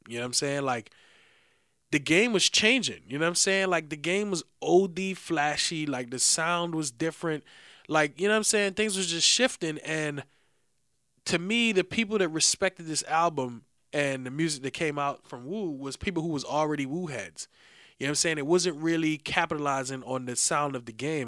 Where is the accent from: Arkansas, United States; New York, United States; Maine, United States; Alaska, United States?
New York, United States; New York City; we all from the Bronx, you know what I'm saying? We grew up in the Bronx in a certain time era